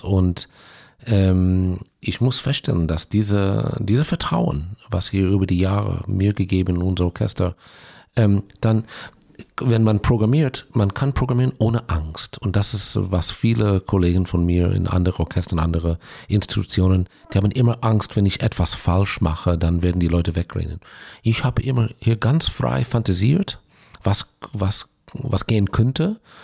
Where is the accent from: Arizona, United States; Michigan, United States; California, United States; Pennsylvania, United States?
California, United States; Los Angeles; German is a second language; moved away as an adult; also born or lived in Israel; now in Bochum, Germany; ich bin aufgewachsen und ausgebildet in, in Los Angeles, aber als ähm, 21-Jähriger bin ich nach Israel emigriert